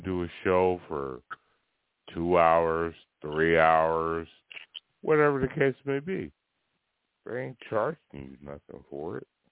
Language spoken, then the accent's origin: English; Oakland, California, United States; I'm born and bred Northern California. I'm from Oakland, San Francisco.